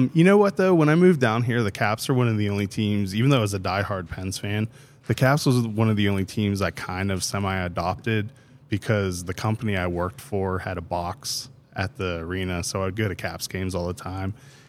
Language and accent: English; Pittsburgh, Pennsylvania, United States; moved away; I'm from Pittsburgh, so we got married up there